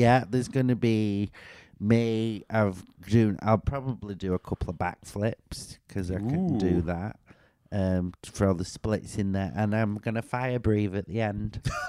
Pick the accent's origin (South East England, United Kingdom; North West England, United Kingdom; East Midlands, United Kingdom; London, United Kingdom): South East England, United Kingdom; I'm from Surrey. Hi, hi there. Hello, it's me. I'm a southerner.